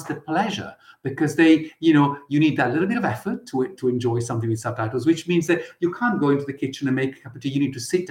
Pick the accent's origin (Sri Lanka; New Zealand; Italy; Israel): Italy; moved away as an adult; now in United Kingdom; I was born and raised in Italy